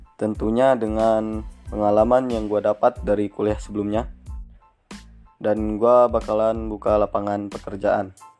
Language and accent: Indonesian; Pajar Bulan, West Lampung, Indonesia; Asal tempat gua dari Lampung Barat, tepatnya di Pajar Bulan